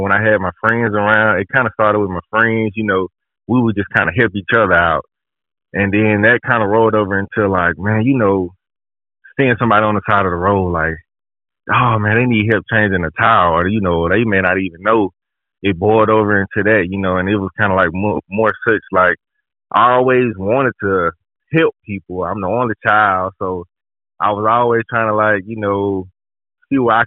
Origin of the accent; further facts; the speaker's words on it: Birmingham, Alabama, United States; So I'm from Birmingham, Alabama. I grew up in Birmingham, Alabama